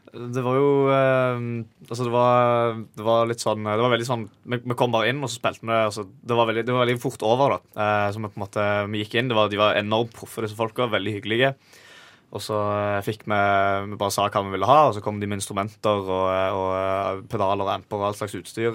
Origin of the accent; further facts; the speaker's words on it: Stavanger, Rogaland, Norway; jeg er jo fra, fra Stavanger